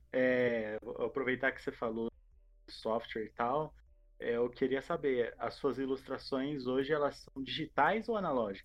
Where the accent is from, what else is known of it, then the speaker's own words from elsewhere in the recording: interior of São Paulo state, Brazil; a gente é do interior do, aqui do estado de São Paulo, mas a gente está na RMC, que já é tipo um conglomerado de uma região de Campinas